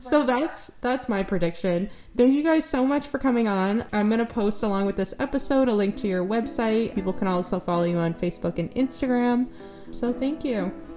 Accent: New England, United States; now in Newfoundland, Canada; I'm from New England

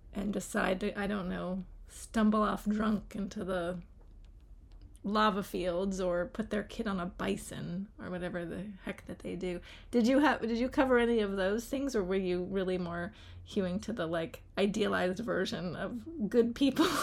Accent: Charlottesville, Virginia, United States; I grew up here in Charlottesville, so very close to Shenandoah mm. National Park

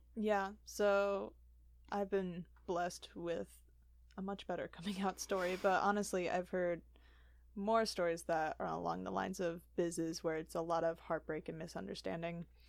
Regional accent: Wheaton, Illinois, United States; grew up in Wheaton my whole life

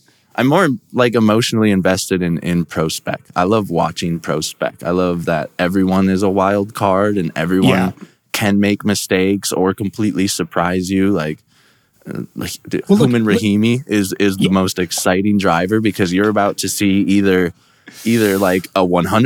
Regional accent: Lakeville, Minnesota, United States; moved away as an adult; also born or lived in Colorado / Denver, Colorado; now in Mustang, Oklahoma, United States; I grew up in Minnesota, kind of Lakeville, in between Lakeville and Prior Lake area, and then I moved to Colorado when I was 19.

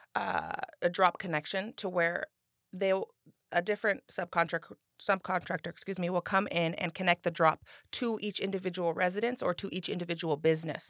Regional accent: Rancho Cordova, California, United States; born and raised in Rancho Cordova

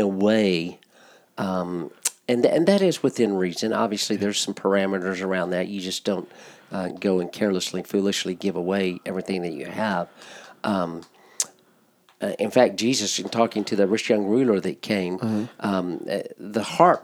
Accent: United States; as American believers

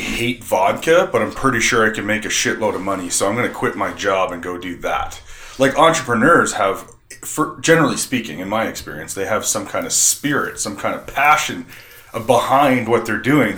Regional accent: the Maritimes, Canada; moved away; I'm from the Maritimes, they go, "Where's your accent?"

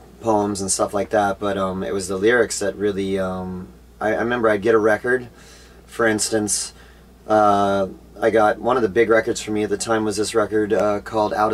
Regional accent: Orange County, California, United States; I grew up in Orange County, California

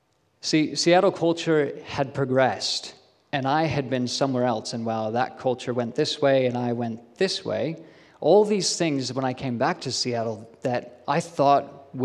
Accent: Australia; So if anyone ever questions whether or not I'm an Aussie, I can point them to that official document. They may not believe me because my accent is really weird and muddled, but I can say I have my Australian citizenship.

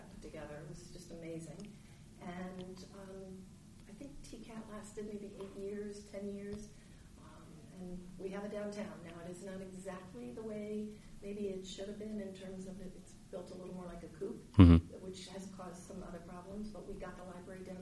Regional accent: United States; moved away as an adult; also born or lived in Connecticut / Ohio / Western Pennsylvania; now in Rockville, United States; Born in Connecticut and raised in Ohio and Western Pennsylvania

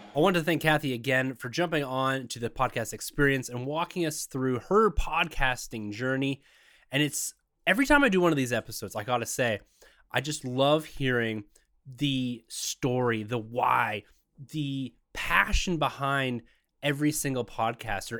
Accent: Canada; being a Canadian myself

